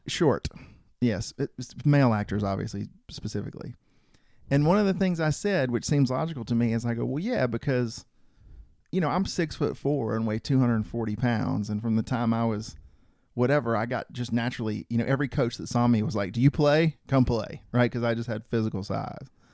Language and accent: English; rural Georgia, United States; I'm sort of a rural Georgian, I mean, I grew up in rural Georgia